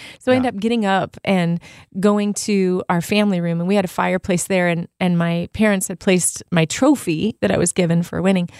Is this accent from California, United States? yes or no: yes; Artesia, California, United States; Artesia is the city that I grew up in Southern California.